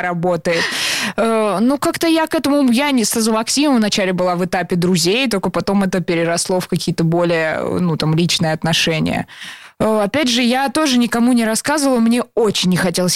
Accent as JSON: {"language": "Russian", "area": "Serpukhov", "region": "Moscow Oblast", "country": "Russia", "said": "мы из разных городов, я была в Сербху"}